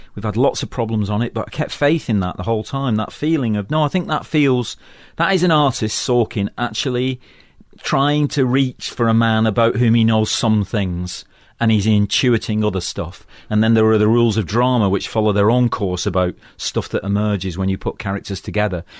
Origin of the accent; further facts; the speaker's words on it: Manchester, North West England, United Kingdom; moved away; also born or lived in London; I come from Manchester, which is an industrial town in the northwest of England